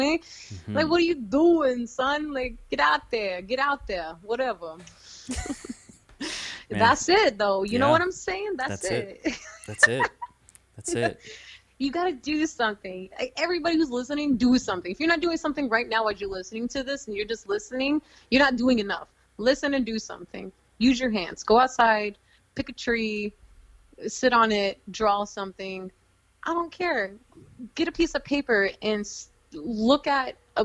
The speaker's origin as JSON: {"language": "English", "town": "Houston", "region": "Texas", "country": "United States", "moved": "yes", "lives_now": "New York City, United States", "said": "I'm from Houston"}